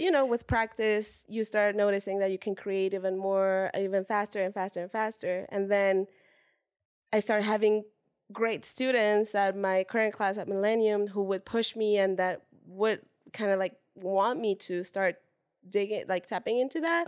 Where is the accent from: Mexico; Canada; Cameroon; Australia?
Mexico; Puebla; now in Los Angeles, United States; I am from Mexico originally, born and raised from, uh, now it's not so small, it's been growing, but it is s, it is a small town called Puebla